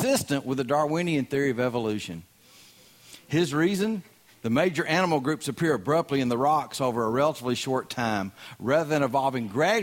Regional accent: Southern US, United States; accent: Southern

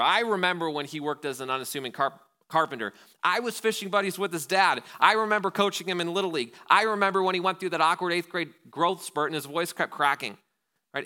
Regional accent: Wausau, Wisconsin, United States; being from Wausau

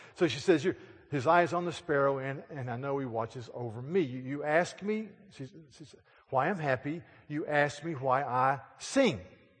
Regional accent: South Carolina, United States

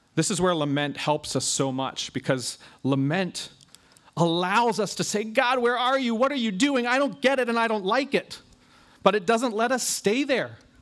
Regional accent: United States; ourselves as American Christians

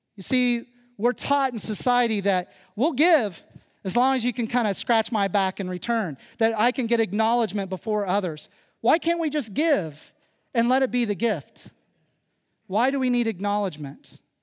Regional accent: Phillipsburg, Kansas, United States; moved away; growing up where I come from in Kansas

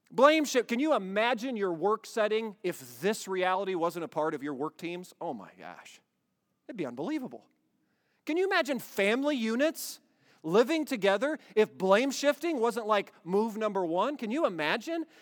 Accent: Iowa, United States; moved away; We grew up in Iowa

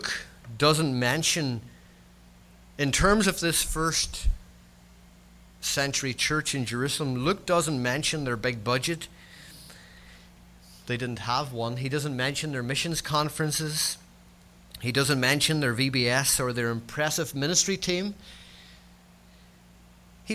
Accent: Northern Ireland, United Kingdom; accent: Scots-Irish; If you're trying to work out my accent is Scots-Irish. All my kin are Scots people. I'm a Scotsman who was born in the north of Ireland.

